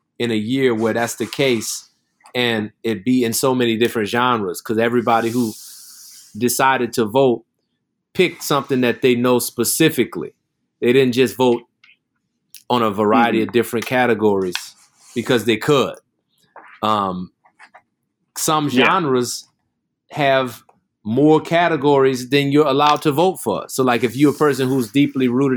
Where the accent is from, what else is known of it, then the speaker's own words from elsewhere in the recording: New Orleans, Louisiana, United States; I grew up in New Orleans.